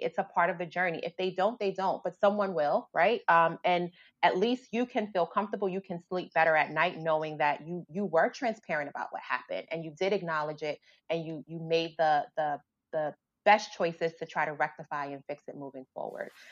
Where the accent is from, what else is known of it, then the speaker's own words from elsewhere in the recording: New York City, New York, United States; I grew up in the South Bronx